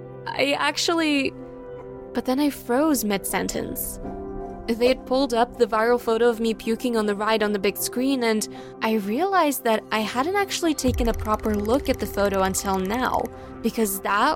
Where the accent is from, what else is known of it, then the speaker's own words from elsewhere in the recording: Texas, United States; I'm from Texas.